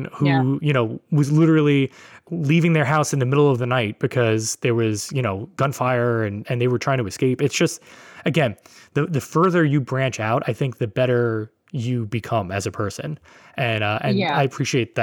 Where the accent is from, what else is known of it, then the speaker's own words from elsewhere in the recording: New York City, New York, United States; my neighborhood in Brooklyn